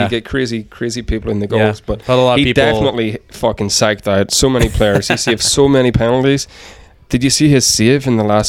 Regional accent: near Belfast, Northern Ireland, United Kingdom; moved away as an adult; now in Edmonton, Canada; I'm from Ireland, just a little bit outside of Belfast.

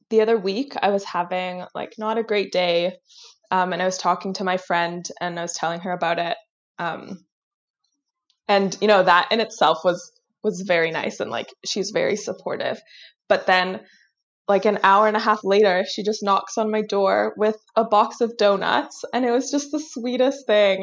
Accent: Vancouver, British Columbia, Canada; also born or lived in Tel Aviv, Israel / Kingston, Ontario; I was born in Israel, in Tel Aviv. And um, when I was like a little under two years old, my family moved to Vancouver. Um, and I have been here ever since

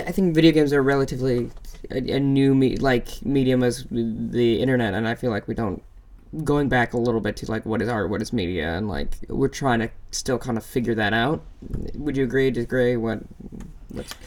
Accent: Minnesota, United States; I'm from Minnesota

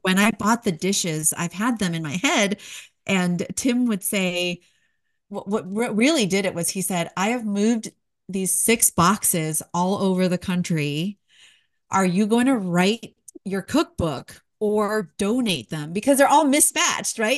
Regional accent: San Jose, California, United States; moved away as an adult; also born or lived in New York / Washington, D.C. / Albuquerque, New Mexico; now in East Tennessee, United States; We're bo-, born and raised in San Jose, California, so the heart of Silicon Valley

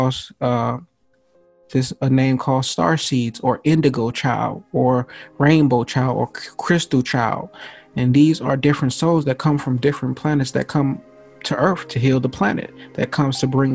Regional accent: Gary, Indiana, United States; also born or lived in Atlanta, Georgia; I come from Gary, Indiana. There is no rich people around

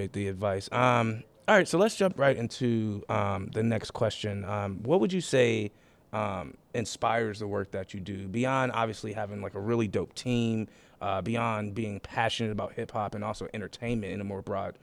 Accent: Buffalo, New York, United States; moved away as an adult; now in Pittsburgh, United States; I'm originally from Buffalo. But I came here, you know, I spent my entire adulthood in Pittsburgh

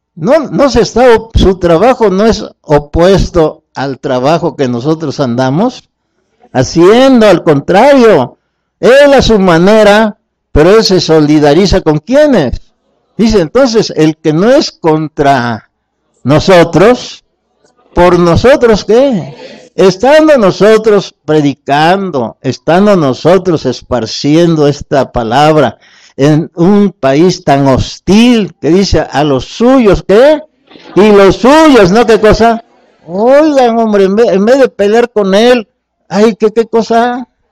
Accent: Mexico; venimos de México

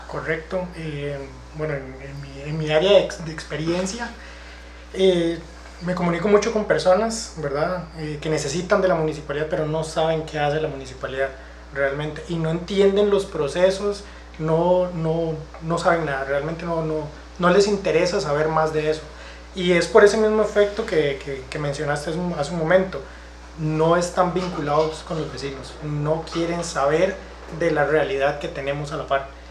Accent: Santa Ana, San José, Costa Rica; yo soy de, de CEPA, ¿verdad? Aquí de Santana

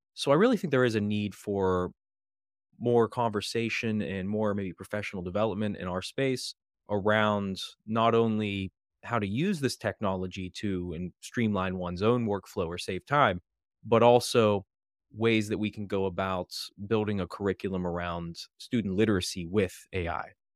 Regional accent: Western Pennsylvania, United States; moved away as an adult; now in Maryland, United States; I'm originally from Western Pennsylvania

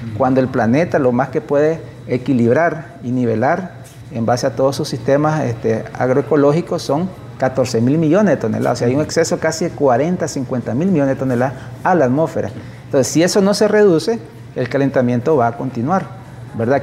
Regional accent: Nicaragua; somos los nicaragüenses

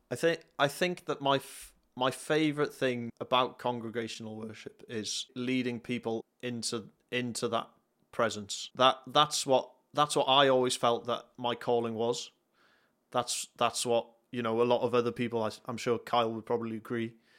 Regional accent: North Wales, United Kingdom; moved away as an adult; now in South Wales, United Kingdom; I'm from North Wales. Uh, I currently live in South Wales.

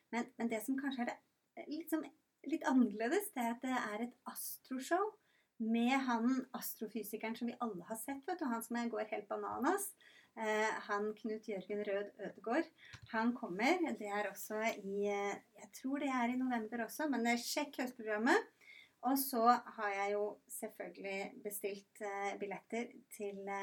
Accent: Rygge, Østfold, Norway; now in Randaberg, Norway; Jeg er fra Rygge i Østfold

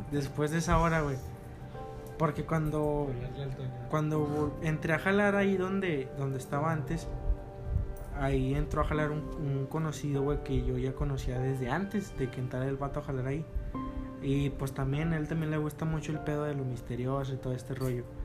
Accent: Gómez Palacio, Durango, Mexico; todos somos de aquí de Gómez

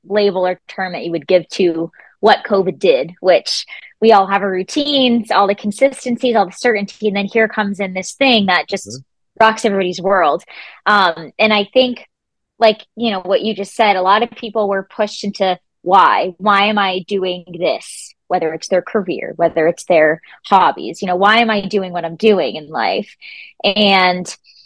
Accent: Rhode Island, United States; moved away as an adult; also born or lived in Florida; I was born and raised in Rhode Island

